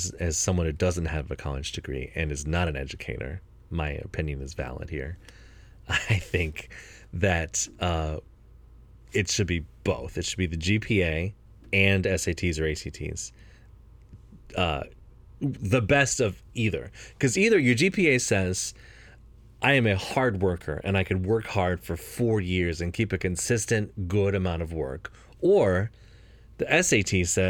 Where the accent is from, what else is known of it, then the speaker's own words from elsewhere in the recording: United States; As an American and as a capitalist